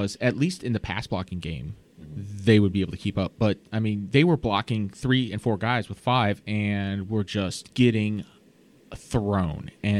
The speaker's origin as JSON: {"language": "English", "town": "Virginia Beach", "region": "Virginia", "country": "United States", "also_born_or_lived": "Buffalo", "moved": "yes", "said": "And I'm originally from Virginia Beach, but my whole family is from Buffalo. So I was born and raised a Bills fan"}